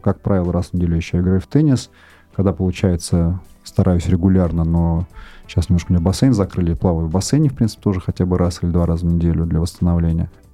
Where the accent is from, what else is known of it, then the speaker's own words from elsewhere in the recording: Moscow, Russia; я э, родился и вырос в Москве, работаю здесь